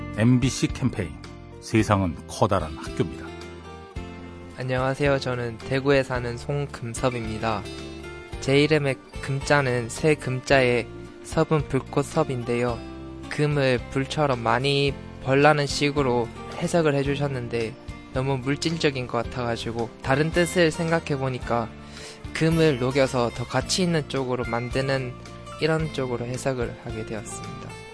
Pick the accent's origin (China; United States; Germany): China; Korean is a second language; now in South Korea; 저는 중국에서 온